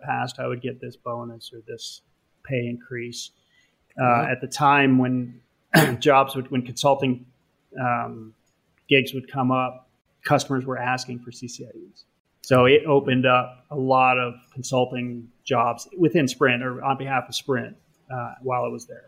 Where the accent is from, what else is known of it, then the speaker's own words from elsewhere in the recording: Canada; moved away as an adult; now in United States; I am Canadian, so I was technically an alien